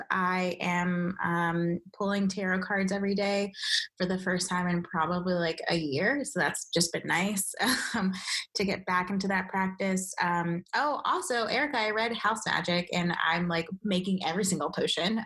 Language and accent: English; Nigeria; I'm Nigerian